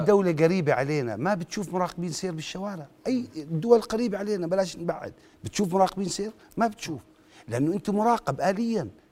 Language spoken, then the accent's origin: Arabic; Jordan; عندنا بالأردن